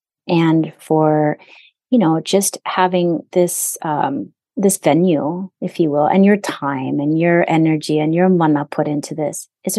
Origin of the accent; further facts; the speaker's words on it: Hawaii, United States; in my 50 years almost of being here, I've only met one person, one, when I said I'm Native Hawaiian